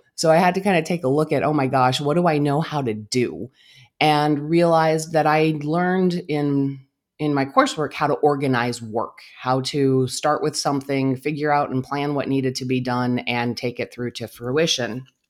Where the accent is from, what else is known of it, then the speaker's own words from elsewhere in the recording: Albuquerque, New Mexico, United States; also born or lived in Phoenix Valley, Arizona; now in Phoenix, United States; I am originally from Albuquerque, New Mexico